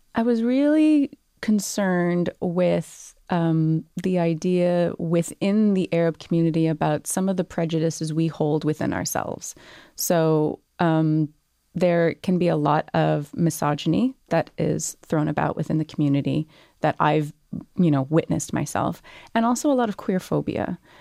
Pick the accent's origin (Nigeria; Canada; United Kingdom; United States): Canada; also born or lived in Montreal; now in Toronto, Canada; when you're born and raised in Canada